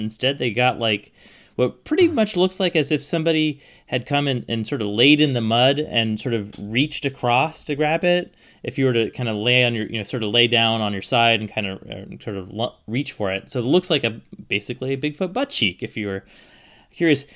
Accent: Pacific Northwest, United States; I grew up in the Pacific Northwest.

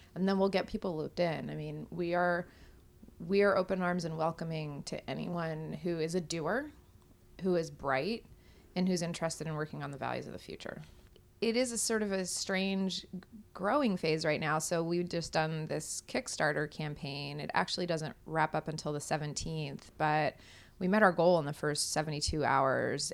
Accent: Kodiak, Alaska, United States; I'm from Kodiak

